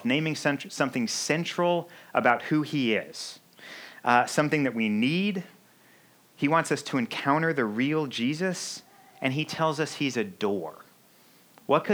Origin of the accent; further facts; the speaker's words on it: Missouri, United States; now in Chicago, United States; I grew up in Missouri